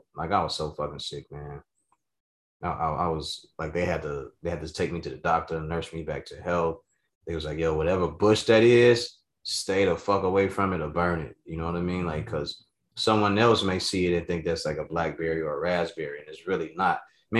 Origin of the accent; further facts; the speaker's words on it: the South, United States; growing up in the South, when I was living with my pops